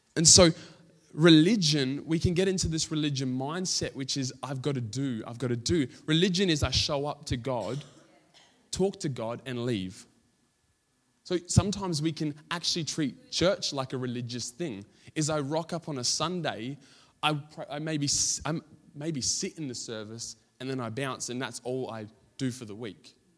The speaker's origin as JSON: {"language": "English", "country": "Australia", "said": "we're Australian"}